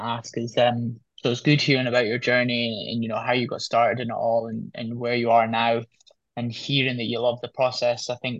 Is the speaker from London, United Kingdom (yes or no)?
no; Turriff, Scotland, United Kingdom; I'm from Turriff, from Fivey, so not that far away.